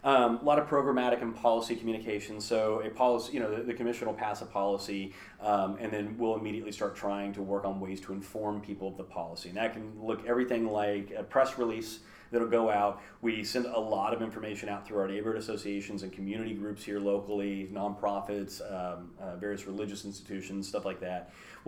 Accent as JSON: {"language": "English", "town": "Kansas City", "country": "United States", "tie": "born there", "said": "I was born in Kansas City, but I've lived in like 32 places in my life."}